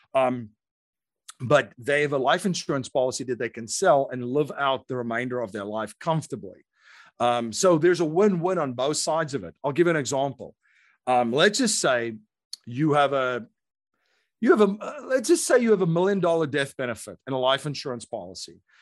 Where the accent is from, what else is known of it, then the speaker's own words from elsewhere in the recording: South Africa; moved away as an adult; now in United States; I grew up in South Africa